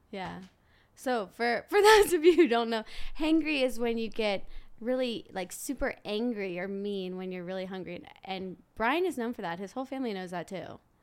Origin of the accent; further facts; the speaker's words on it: New Orleans, Louisiana, United States; I'm from New Orleans, Louisiana